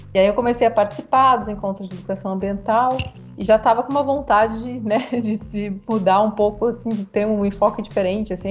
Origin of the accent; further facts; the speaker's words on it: Porto Alegre, Rio Grande do Sul, Brazil; moved away as an adult; now in São Carlos, Brazil; Eu sou natural de Porto Alegre, do Rio Grande do Sul